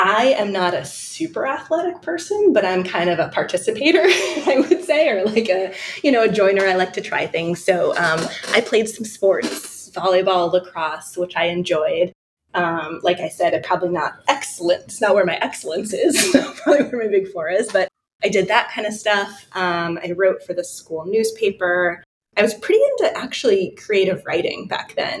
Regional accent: Detroit, Michigan, United States; I was born in Detroit, Michigan

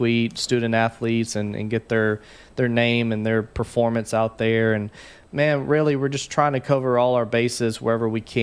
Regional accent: Haynesville, Louisiana, United States; growing up in Haynesville

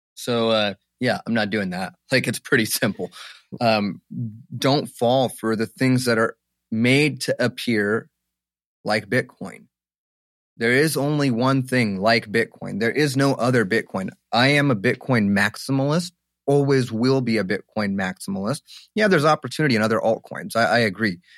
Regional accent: Egypt; now in United States; my home country, Egypt

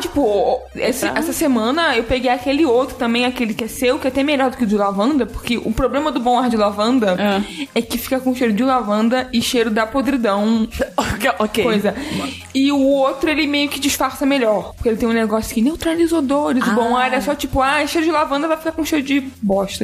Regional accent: Rio de Janeiro, Brazil; eu sou carioca, morando no Rio a vida inteira

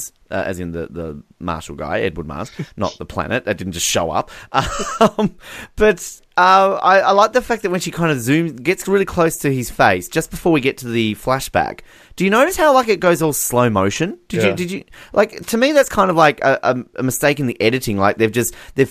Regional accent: Australia; I am Australian

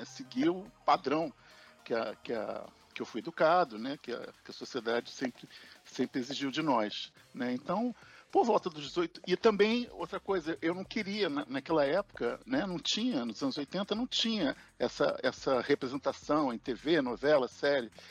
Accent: Rio de Janeiro, Brazil; aqui no Rio, existe um barrismo entre Zona Norte e Zona Sul, e na adolescência a gente saiu da Zona Norte para a Zona Sul

